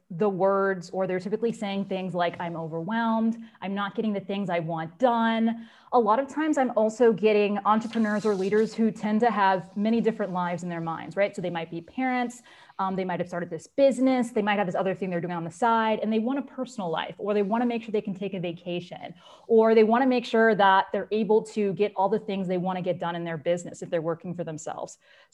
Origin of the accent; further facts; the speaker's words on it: Abidjan, Côte d’Ivoire; So I grew up primarily in Abidjan. So that is a city that's based in Cote d'Ivoire. So that's also in West Africa, or known as Ivory Coast in some English-speaking countries.